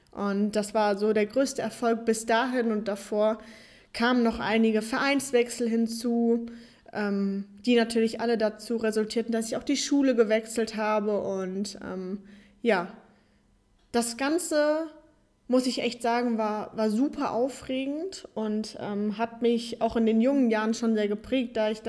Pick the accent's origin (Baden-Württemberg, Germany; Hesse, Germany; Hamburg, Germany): Hesse, Germany; Darmstadt; Ich komme ursprünglich aus Darmstadt und bin mittlerweile 24 Jahre, wohne jetzt zwischen Köln und Düsseldorf